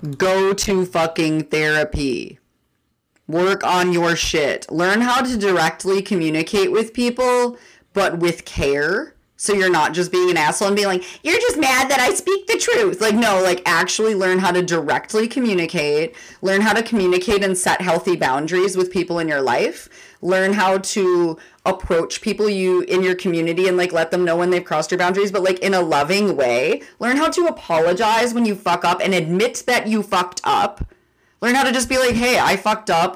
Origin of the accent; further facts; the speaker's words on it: Minneapolis, Minnesota, United States; I grew up in North Minneapolis